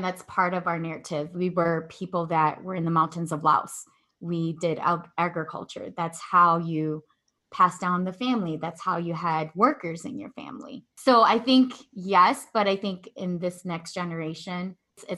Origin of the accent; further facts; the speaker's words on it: Midwest, United States; also born or lived in Milwaukee; I was born and raised in the Midwest, and I spent the last 8 years living in Milwaukee